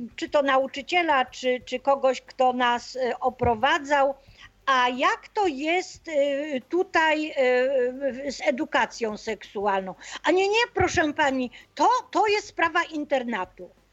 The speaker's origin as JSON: {"language": "Polish", "town": "Opole", "region": "Opole Voivodeship", "country": "Poland", "said": "ja jestem z Opola"}